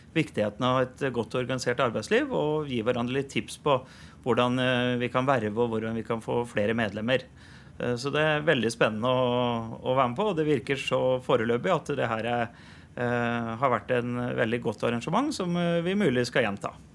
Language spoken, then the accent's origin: Norwegian; Kornsjø, Østfold, Norway; Jeg har vokst opp på Kornsjø